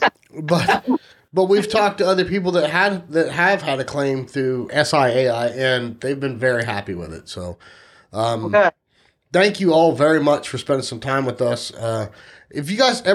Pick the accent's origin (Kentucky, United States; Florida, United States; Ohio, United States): Ohio, United States; also born or lived in Texas; I lived in Texas for 5 years, and I'm from Ohio, so I'm used to being called a Yankee